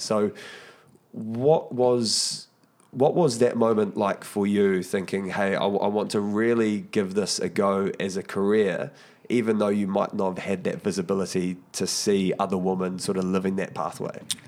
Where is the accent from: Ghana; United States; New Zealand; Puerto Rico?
New Zealand; I know as Kiwis